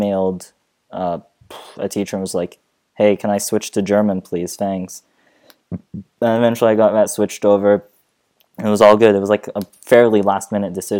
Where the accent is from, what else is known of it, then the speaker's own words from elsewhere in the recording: Saudi Arabia; first language Arabic; English is a second language; now in Vienna, Austria; go back to Saudi Arabia